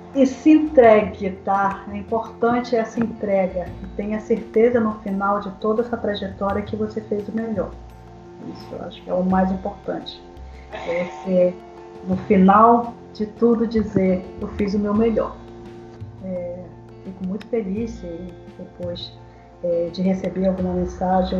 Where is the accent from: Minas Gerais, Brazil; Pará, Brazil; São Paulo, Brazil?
Pará, Brazil; Belém; moved away; eu sou paraense, mas eu sou um pouco paraense assim, meio espírito, meio cigano